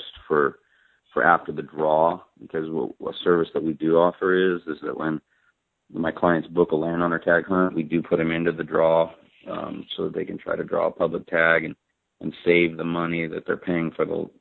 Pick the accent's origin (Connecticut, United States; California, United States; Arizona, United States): Arizona, United States; I'm an Arizona resident, I'm from Arizona